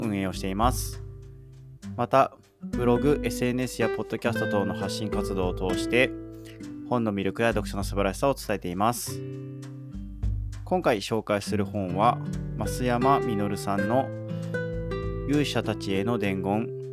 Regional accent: Hokkaido, Japan; also born or lived in Chiba Prefecture; 生まれは千葉県なんですけれども、物心つく前に北海道に引っ越してきたので、千葉で生活した記憶というのはありません

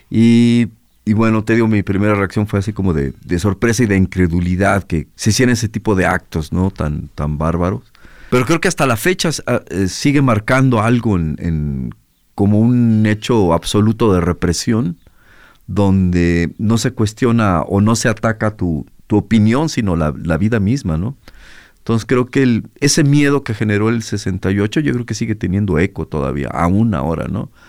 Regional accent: Guadalajara, Jalisco, Mexico; eh, soy músico, vengo de Guadalajara.

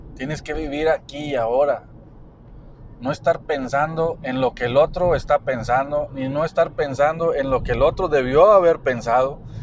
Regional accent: Mexico; yo soy mexicano

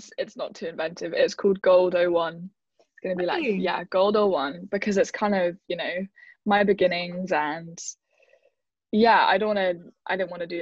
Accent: London, United Kingdom; I'm from West London, or I'm from London

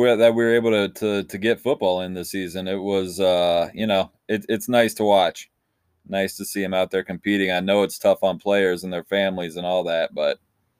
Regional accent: Charleston, West Virginia, United States; I was from Charleston

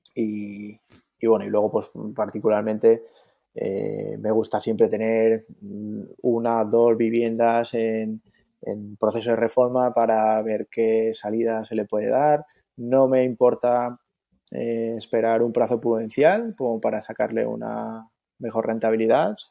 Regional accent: Mallorca, Balearic Islands, Spain; also born or lived in Andalusia; vivo en Mallorca, pero toda mi familia es andaluza, incluso yo nací en Andalucía, pero llevo aquí toda la vida

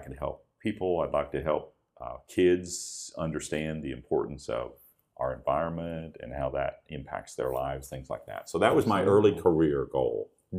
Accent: Dalton, Ohio, United States; moved away; from northeastern Ohio, a very small town called Dalton. It's up near the Akron-Canton area, northeastern Ohio, and I grew up there.

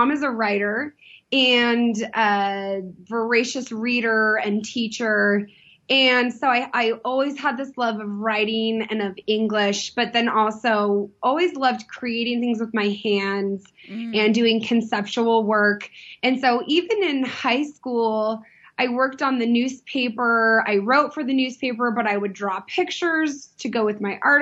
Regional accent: San Diego, California, United States; I grew up in Southern California

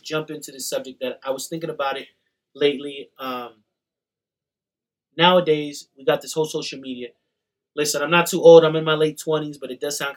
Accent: New York, United States; also born or lived in Colombia; now in Salt Lake City, United States; I'm Colombian, born in New York

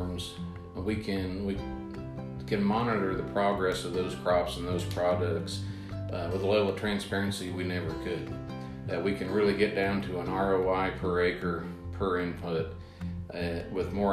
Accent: Preble County, Ohio, United States; Born and raised in Preble County, Ohio, in the west central part of the state. Still live there today

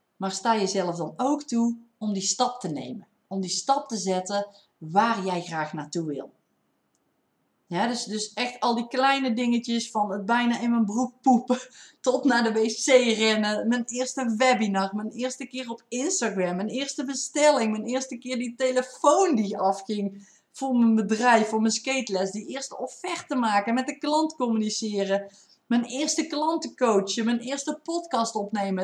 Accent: North Brabant, Netherlands; accent: Brabants; ik heb wel een Brabants accent

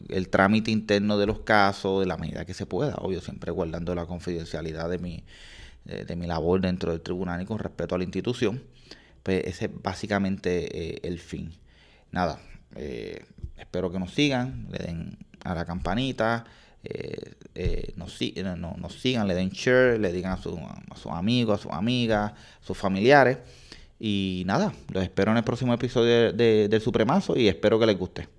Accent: Aguas Buenas, Puerto Rico; yo soy de Agua Buena

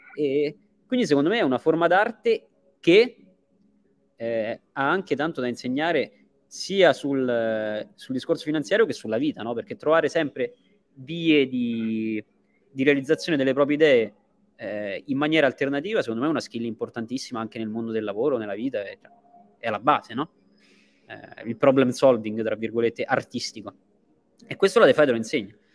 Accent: Italy; now in Dubai, United Arab Emirates; gli italiani siamo così

